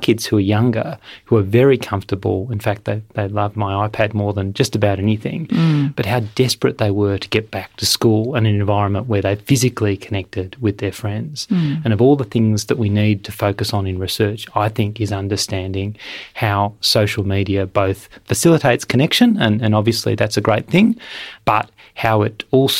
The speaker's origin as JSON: {"language": "English", "town": "Melbourne", "region": "Victoria", "country": "Australia", "tie": "born or raised there", "said": "Melbourne, my hometown"}